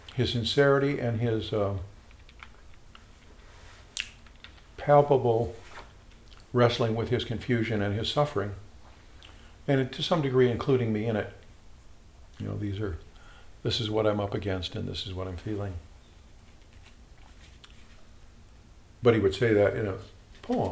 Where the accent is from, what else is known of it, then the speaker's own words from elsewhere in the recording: Chicago, Illinois, United States; Growing up in Chicago, I had a minister